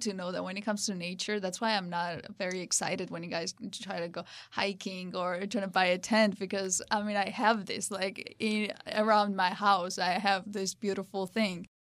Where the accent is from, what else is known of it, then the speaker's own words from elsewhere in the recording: Georgia; also born or lived in Tbilisi; originally I'm from Georgia, from the small town called Santre Dia